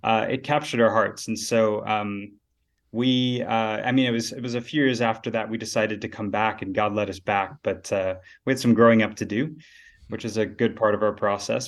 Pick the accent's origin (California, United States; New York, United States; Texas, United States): Texas, United States; Dallas; moved away as an adult; now in South Africa; grew up in Texas in the north, so Dallas-Fort Worth area.